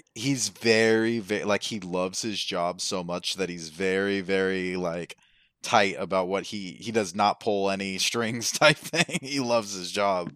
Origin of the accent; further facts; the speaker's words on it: Las Vegas, Nevada, United States; moved away; I'm from Vegas